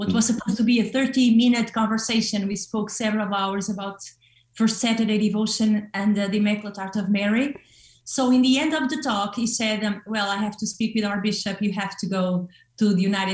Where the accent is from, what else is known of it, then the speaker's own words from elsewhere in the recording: Porto, Norte, Portugal; I was born in Oporto, the second largest city of Portugal